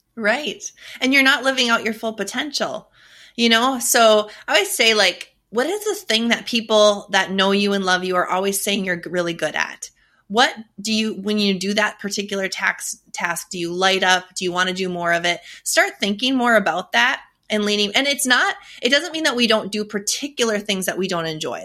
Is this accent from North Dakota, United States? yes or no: yes; North Dakota, United States; I'm from North Dakota. That's a story in and of itself. I survived North Dakota winters for forty-plus years.